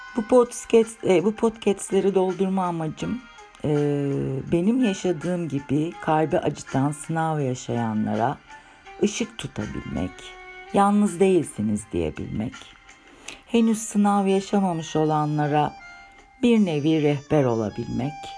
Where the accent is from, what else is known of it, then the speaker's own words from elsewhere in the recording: Istanbul, Turkey; 1963 İstanbul doğumluyum